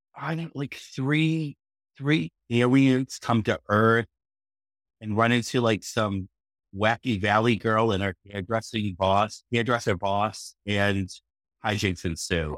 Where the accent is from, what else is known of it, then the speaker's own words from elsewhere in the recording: Boston, Massachusetts, United States; I'm from Boston